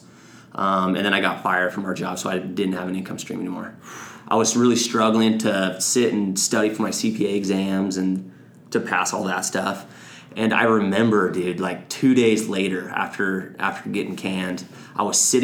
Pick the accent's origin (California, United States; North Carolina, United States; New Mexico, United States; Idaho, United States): Idaho, United States; I grew up here in Idaho